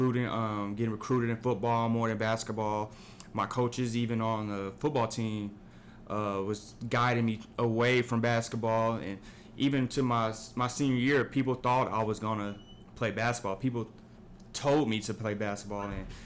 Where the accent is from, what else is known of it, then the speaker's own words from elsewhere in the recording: Kansas City, Missouri, United States; I'm from Kansas City, Missouri